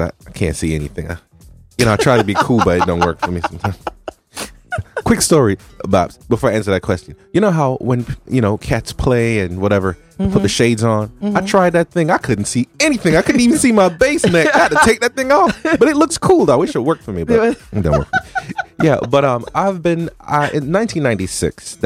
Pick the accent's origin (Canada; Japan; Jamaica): Jamaica; moved away; I'm Jamaican